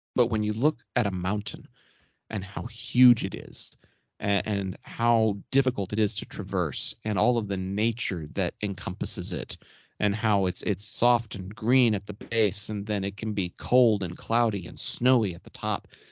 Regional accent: Arlington, Texas, United States; my hometown of Arlington

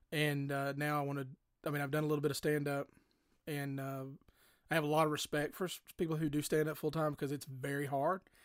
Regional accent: Cullman, Alabama, United States; moved away; I'm a native of Coleman, Alabama, which is south of here

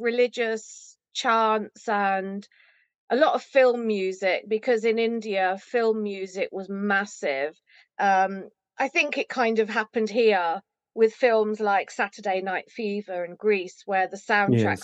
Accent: Rugby, West Midlands, United Kingdom; So I went to Rugby Library, where I grew up in Rugby

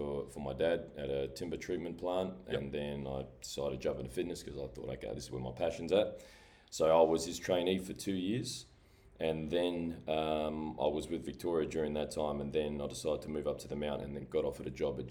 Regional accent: New Zealand; moved away; I was always obsessed with being a Kiwi, being Māori.

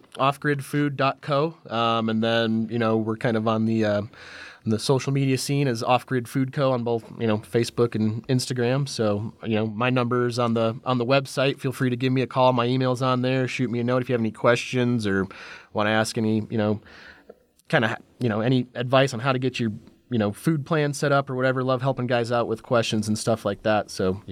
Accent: Michigan, United States; We always crack up because it takes place in Flint, I grew up in Michigan

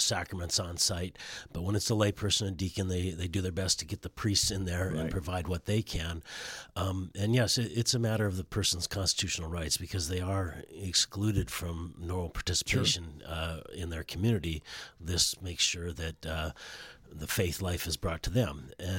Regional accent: Southern California, United States; also born or lived in Siskiyou County / Shasta County / Susanville / Folsom; I grew up in Southern California

